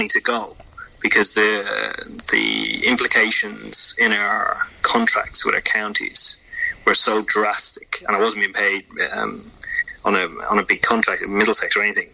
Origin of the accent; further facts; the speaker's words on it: Ireland; moved away; playing cricket in Ireland was a challenge within itself